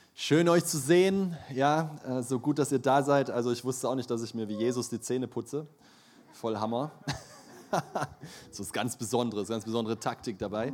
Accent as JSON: {"language": "German", "town": "Leipzig", "region": "Saxony", "country": "Germany", "tie": "born or raised there", "said": "Ich bin in Leipzig aufgewachsen"}